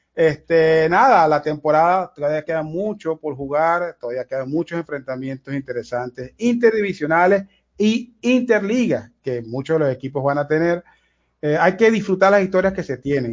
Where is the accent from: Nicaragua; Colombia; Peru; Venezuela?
Venezuela; en mi caso particular, como venezolano